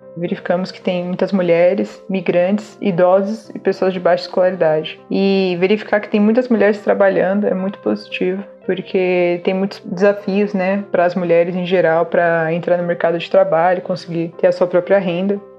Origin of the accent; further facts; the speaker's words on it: São Paulo, Brazil; moro na Zona Leste, vivi a vida inteira aqui, em São Paulo.